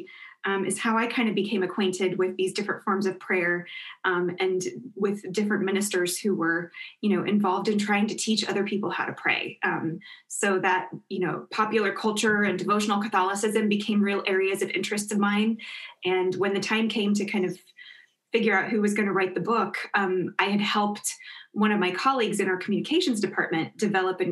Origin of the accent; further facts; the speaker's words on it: Kansas, United States; moved away as an adult; also born or lived in Notre Dame, Indiana; I grew up in Kansas